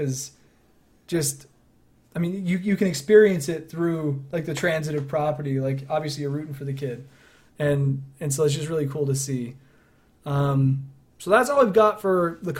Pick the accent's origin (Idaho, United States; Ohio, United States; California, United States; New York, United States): Idaho, United States; we're from Idaho